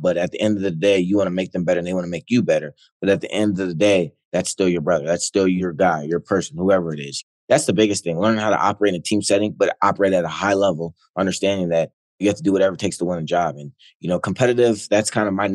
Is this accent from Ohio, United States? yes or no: yes; Ohio, United States; growing up in Ohio